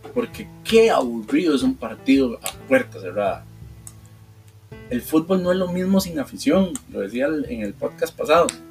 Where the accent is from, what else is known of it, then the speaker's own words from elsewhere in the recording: Costa Rica; como ticos